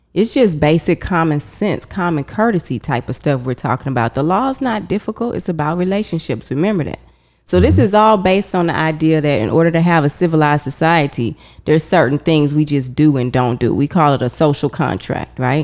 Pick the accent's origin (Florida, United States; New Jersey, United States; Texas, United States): Texas, United States; Houston; moved away as an adult; now in New York City, United States; I'm from Houston, Texas